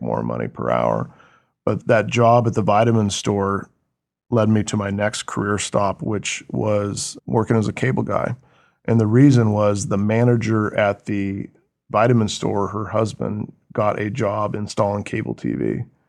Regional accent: Oso, Washington, United States; Born and raised in Washington State

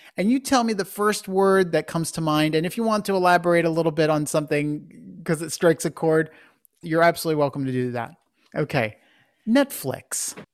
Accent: Philadelphia, Pennsylvania, United States; you and I both come from the Philadelphia area

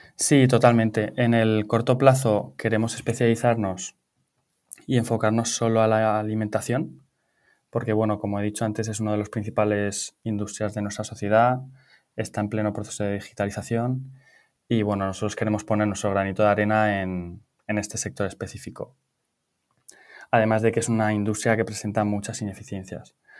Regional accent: Pamplona, Navarre, Spain; moved away as an adult; also born or lived in Valencia / London; yo soy de Pamplona, pero me vine a Valencia para estudiar la carrera

